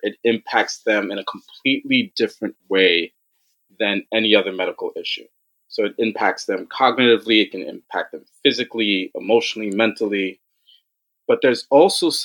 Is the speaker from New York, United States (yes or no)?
yes; New York City, New York, United States; I'm born and raised in New York, actually in Brooklyn and Queens